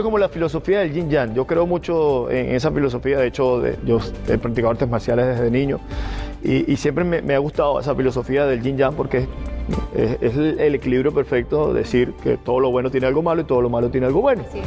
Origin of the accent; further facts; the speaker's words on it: Barquisimeto, Lara, Venezuela; moved away as an adult; now in Peru; soy de Barquisimeto, Estado Lara.